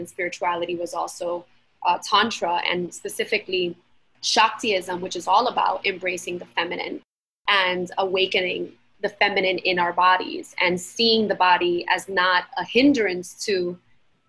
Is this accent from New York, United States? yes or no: yes; New York City, New York, United States; also born or lived in Queens; Latina, born and raised in Brooklyn and then in Queens.